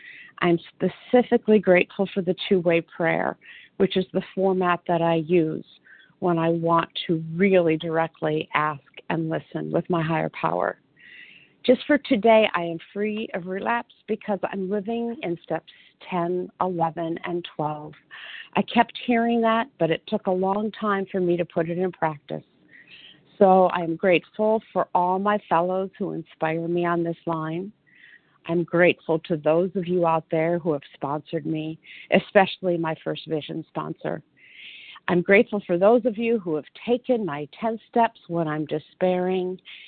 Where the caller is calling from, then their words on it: Detroit, Michigan, United States; Yes, I am here from Detroit, Michigan.